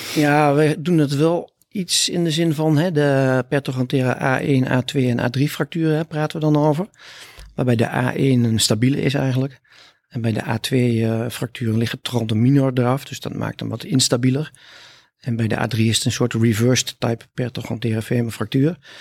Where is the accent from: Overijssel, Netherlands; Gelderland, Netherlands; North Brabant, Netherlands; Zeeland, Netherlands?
Overijssel, Netherlands; Hellendoorn; accent: Twents; also born or lived in Almelo / Groningen; Ik kom uit Twente. Eh, soms is dat te horen, hè? maar eigenlijk altijd is dat te horen. Dus ik kom uit Hellendoorn, daar ben ik geboren. En ik heb een eh, middelbare schooltijd gedaan in Omlo